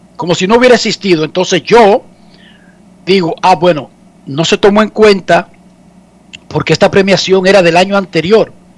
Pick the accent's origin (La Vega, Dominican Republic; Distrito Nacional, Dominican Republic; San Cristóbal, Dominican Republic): Distrito Nacional, Dominican Republic; Herrera; yo soy de Herrera